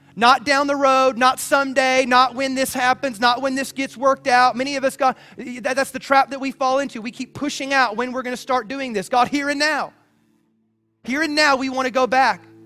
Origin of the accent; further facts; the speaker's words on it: the South, United States; I grew up in the South